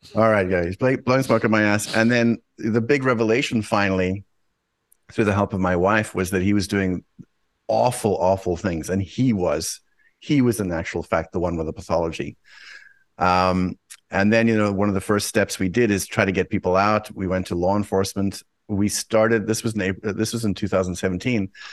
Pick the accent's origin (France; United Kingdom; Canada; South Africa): South Africa; moved away; I'm originally from South Africa